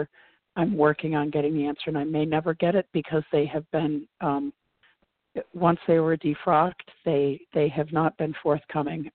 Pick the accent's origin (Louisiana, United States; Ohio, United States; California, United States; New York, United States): New York, United States; Oswego; my hometown, Oswego, New York